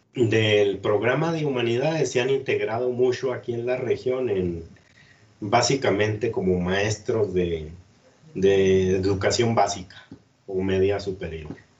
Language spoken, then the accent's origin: Spanish; Cuauhtémoc, Chihuahua, Mexico; moved away as an adult; also born or lived in Ciudad Juárez; yo soy de aquí de Cuauhtémoc y conozco mucha gente de, toda la vida de aquí de Cuauhtémoc